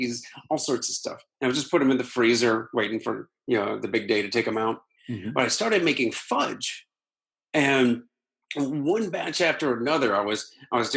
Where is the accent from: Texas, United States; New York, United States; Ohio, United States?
Ohio, United States; Akron; moved away; my hometown of Akron